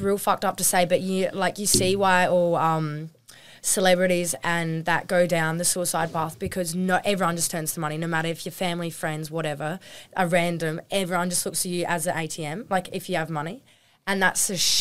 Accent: Normanville, South Australia, Australia; we came from Normanville, we barely even had service.

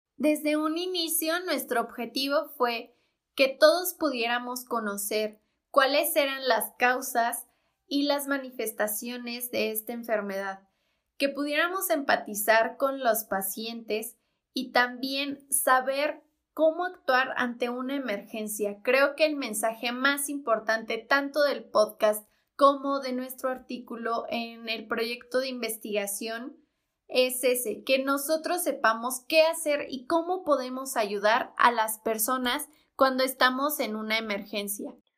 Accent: State of Mexico, Mexico; soy del Estado de México

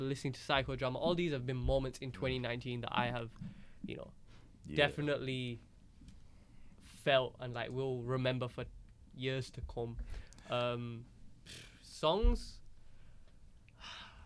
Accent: Bradford, Yorkshire and the Humber, United Kingdom; I'm from Bradford

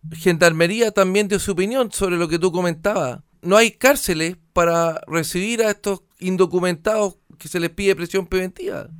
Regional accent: Chile; nosotros como chilenos

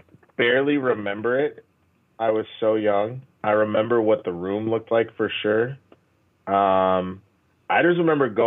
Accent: Dallas, Texas, United States; I grew up in Dallas.

